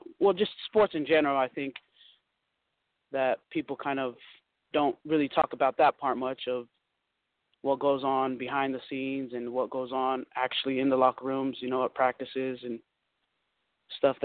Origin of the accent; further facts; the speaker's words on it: Utah, United States; also born or lived in Long Beach, California; I was born in Long Beach, California, and I've been in Utah since I was four. So I'm a Utah girl